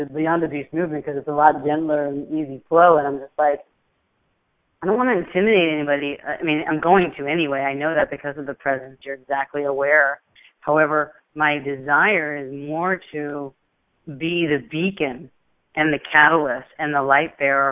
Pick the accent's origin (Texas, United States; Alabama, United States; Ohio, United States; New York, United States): New York, United States; when I grew up in New York